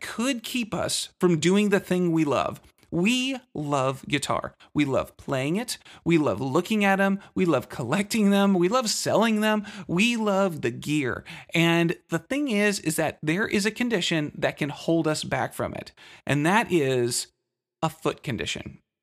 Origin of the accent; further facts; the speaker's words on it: Texas, United States; I'm from Texas